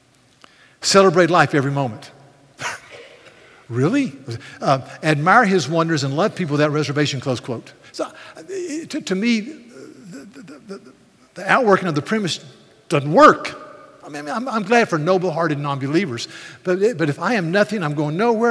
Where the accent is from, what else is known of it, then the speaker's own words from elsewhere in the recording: United States; I'm American